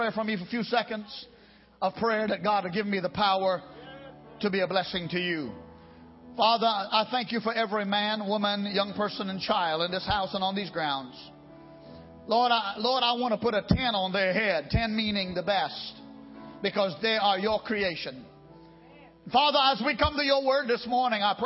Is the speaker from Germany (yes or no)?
no; United States; I being also an American